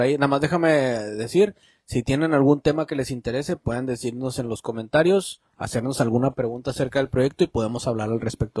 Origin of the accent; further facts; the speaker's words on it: Mexico; nosotros como mexicanos